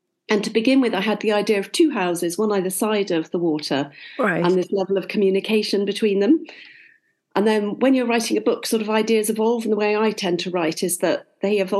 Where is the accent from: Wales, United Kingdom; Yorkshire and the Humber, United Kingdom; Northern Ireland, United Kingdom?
Wales, United Kingdom; North; growing up in North Wales